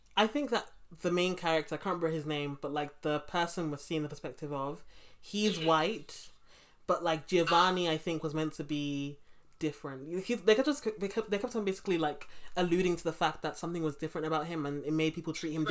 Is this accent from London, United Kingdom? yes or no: yes; London, United Kingdom; I grew up in Brixton